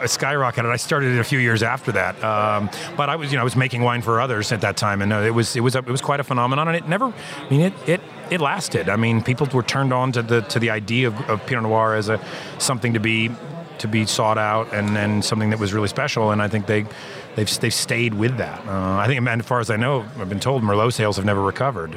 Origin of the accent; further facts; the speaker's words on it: Lodi, California, United States; moved away; also born or lived in Oregon; I worked the harvest of 1993 at a winery in my hometown of Lodi, California